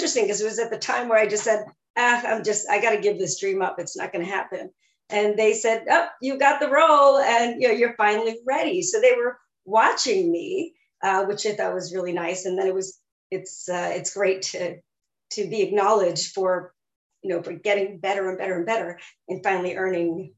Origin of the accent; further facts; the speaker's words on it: Levittown, New York, United States; I was born in Long Island and raised on Long Island in New York, and I grew up in Levittown